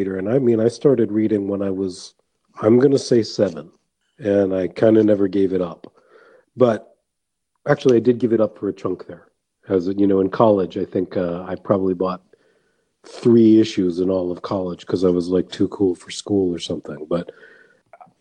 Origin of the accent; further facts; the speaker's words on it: United States; moved away as an adult; now in Nova Scotia, Canada; I am an American, and I'm an American citizen